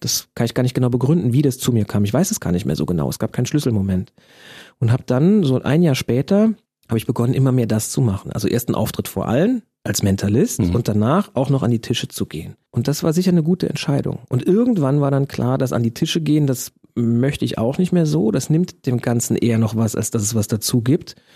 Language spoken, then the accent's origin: German; Germany; als Deutscher